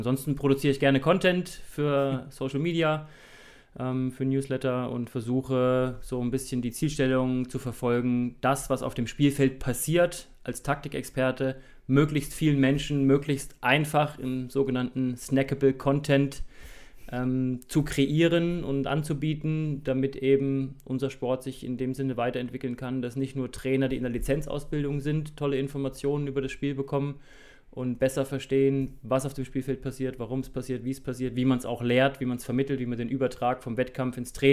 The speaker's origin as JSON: {"language": "German", "region": "Thuringia", "country": "Germany", "moved": "as an adult", "said": "Ich bin mit 18 äh, aus Thüringen äh, ausgewandert und ähm, war dann drei Jahre am Bayerischen Untermain beim TV Großwallstadt."}